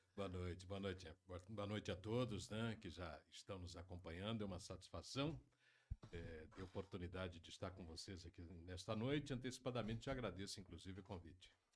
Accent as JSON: {"language": "Portuguese", "town": "Cafezal do Sul", "region": "Paraná", "country": "Brazil", "tie": "born or raised there", "also_born_or_lived": "Cianorte / Iporã / Curitiba / Assis Chateaubriand", "said": "eu sou natural de Cianorte, mas cresci na região de Cafezal do Sul"}